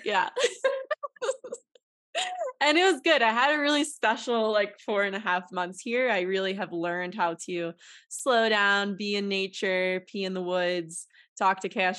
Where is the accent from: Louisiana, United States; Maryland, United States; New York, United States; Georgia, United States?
New York, United States; now in Denver, United States; I'm from New York City area originally, and it was just a really different place and something I wanted to give a try, just like being in more nature.